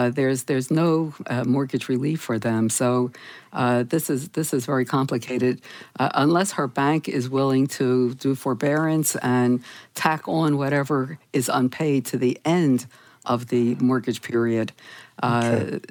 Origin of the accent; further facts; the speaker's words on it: Philadelphia, Pennsylvania, United States; moved away; My hometown is Philadelphia